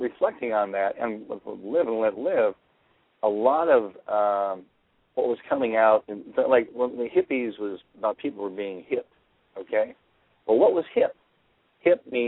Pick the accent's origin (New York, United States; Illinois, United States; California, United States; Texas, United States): Illinois, United States; Chicago; Growing up in Chicago gave me that, partially because I was around all kinds of different people.